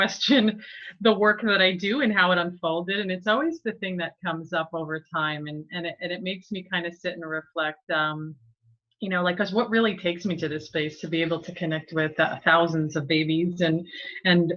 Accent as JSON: {"language": "English", "region": "East coast of New Jersey", "country": "United States", "tie": "born or raised there", "said": "growing up in the East coast of New Jersey"}